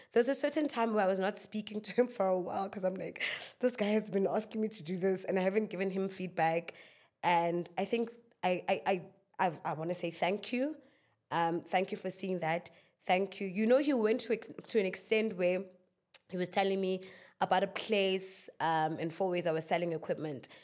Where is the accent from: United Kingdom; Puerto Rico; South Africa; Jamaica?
South Africa; Klerksdorp, North West; I am from Northwest in Clarksdorp, in a little township called Kuma.